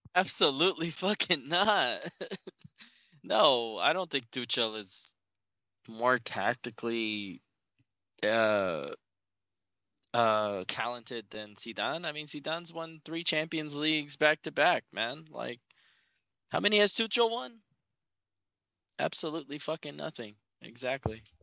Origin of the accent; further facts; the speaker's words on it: United States; as an American